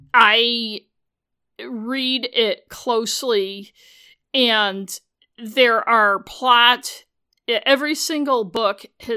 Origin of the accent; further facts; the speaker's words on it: United States; I'm a British mystery novel fan, so I probably know more than the average American about Britain.